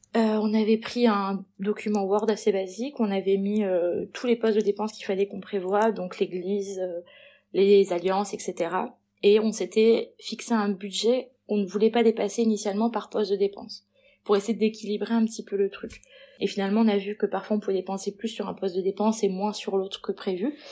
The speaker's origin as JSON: {"language": "French", "town": "Perpignan", "region": "Occitania", "country": "France", "tie": "born or raised there", "said": "je suis née à Perpignan"}